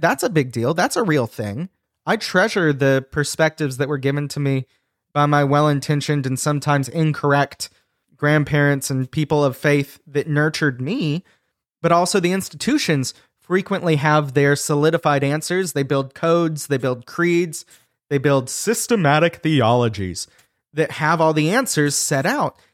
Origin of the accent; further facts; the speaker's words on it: United States; being an American Christian